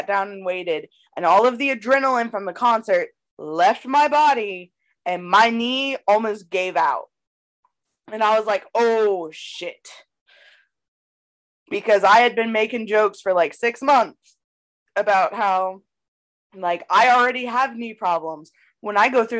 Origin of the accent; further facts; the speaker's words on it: Knightdale, North Carolina, United States; accent: country; I grew up in Knightdale, North Carolina